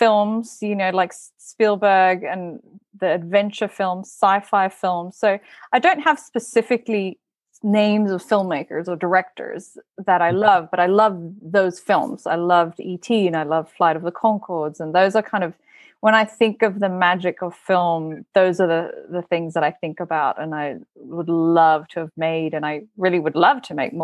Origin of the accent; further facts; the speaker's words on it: Bali, Indonesia; moved away; So I'm from Bali originally. I was born and raised in Bali